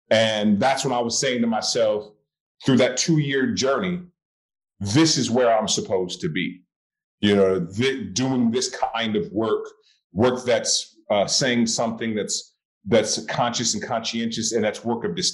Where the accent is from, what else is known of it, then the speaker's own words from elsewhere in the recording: Oakland, California, United States; moved away as an adult; also born or lived in Boston; I went to an all boys Catholic high school um, in Berkeley, California. I'm born and raised in Oakland.